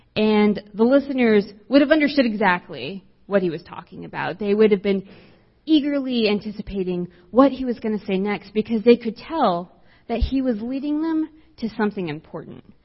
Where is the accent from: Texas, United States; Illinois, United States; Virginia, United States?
Texas, United States; South; I grew up in South Texas, as far south as you could possibly go. And so I grew up right on the border of the United States and Mexico.